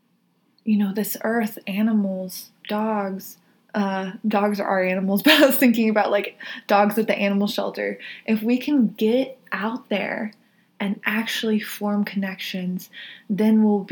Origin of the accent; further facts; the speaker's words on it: the South, United States; I come from the South